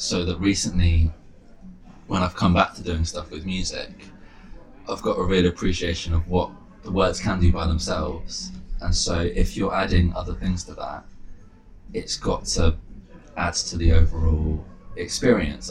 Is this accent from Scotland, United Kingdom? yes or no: no; London, United Kingdom; moved away as an adult; also born or lived in Bristol; growing up in London